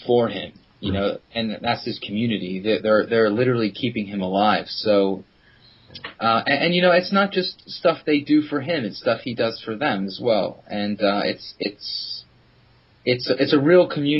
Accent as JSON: {"language": "English", "town": "Philadelphia", "region": "Pennsylvania", "country": "United States", "moved": "as an adult", "lives_now": "London, United Kingdom", "said": "I'm originally from Philadelphia"}